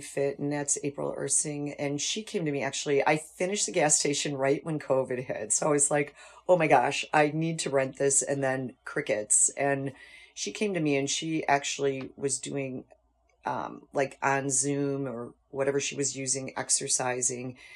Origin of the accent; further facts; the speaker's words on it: North Tonawanda, New York, United States; I grew up in North Tonawanda, and I went to Buff State College